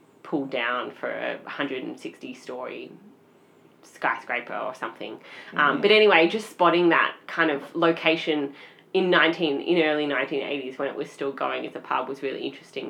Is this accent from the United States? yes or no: no; Melbourne, Victoria, Australia; we are from Melbourne